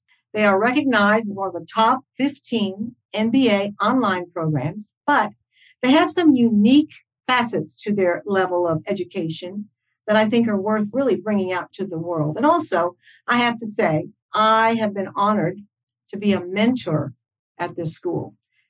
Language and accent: English; Michigan, United States; she's a person from my hometown of Michigan